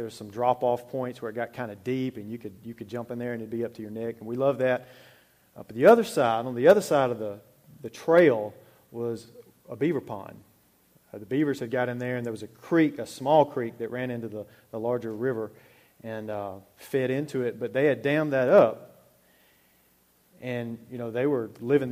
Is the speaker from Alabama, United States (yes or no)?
yes; Alabama, United States; I grew up in Alabama, out in the country, really